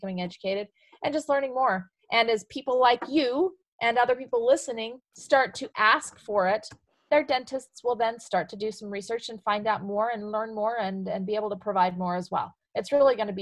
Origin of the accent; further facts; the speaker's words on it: Emery County, Utah, United States; also born or lived in Provo, Utah / Omaha, Nebraska; Born in Provo, Utah, of all places. I was raised in Emory County, though, kind of central Utah area